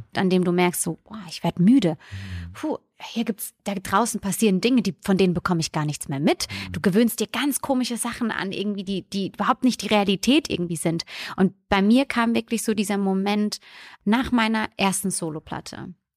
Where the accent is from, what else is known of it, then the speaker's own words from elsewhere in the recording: Bürstadt, Hesse, Germany; also born or lived in Italy; ich komme vom Land in, aus der Nähe von Mannheim. Bürstadt heißt der Ort